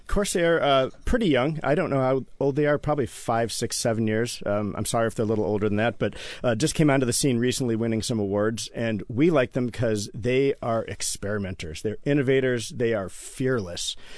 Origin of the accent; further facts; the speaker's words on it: Iowa City, Iowa, United States; also born or lived in Ann Arbor, Michigan / California / Washington, D.C.; now in Seattle, United States; I was born in Ann Arbor and grew up in Iowa City, Iowa.